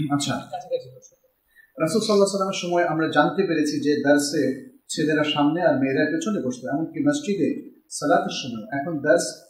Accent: Bogura District, Rajshahi Division, Bangladesh; আমার বাড়ি বগুড়া জেলায়

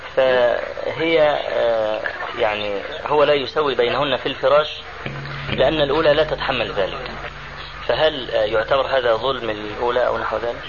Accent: Egypt; عندنا في مصر

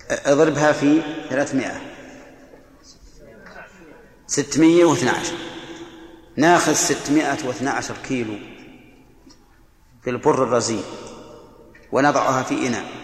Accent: Bahrain; لسان العرب يلا من عندنا في البحرين يلا

